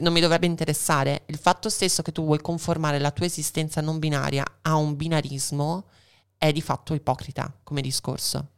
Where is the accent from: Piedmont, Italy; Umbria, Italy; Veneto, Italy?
Veneto, Italy; also born or lived in Argentina; Da buona veneta e anche in parte argentina